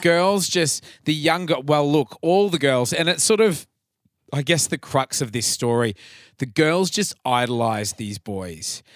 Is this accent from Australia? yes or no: yes; Atherton, Queensland, Australia; my hometown of Atherton up north